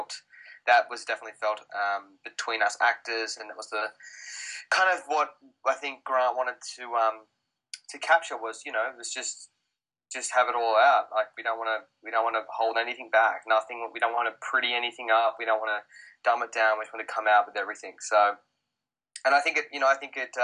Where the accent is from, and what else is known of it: Australia; accent: Australian; moved away